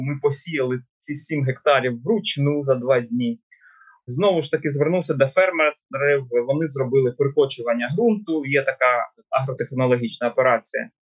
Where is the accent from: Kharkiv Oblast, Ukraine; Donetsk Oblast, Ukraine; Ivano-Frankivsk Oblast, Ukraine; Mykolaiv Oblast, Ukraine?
Donetsk Oblast, Ukraine; мою рідну Донеччину